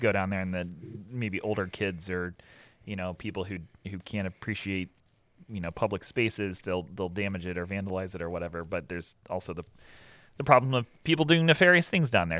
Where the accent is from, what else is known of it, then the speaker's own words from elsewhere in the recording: Pickerington, Ohio, United States; moved away as an adult; also born or lived in Columbus, Ohio / Gahanna, Ohio / California; I was born in Columbus. I was raised in Gehenna.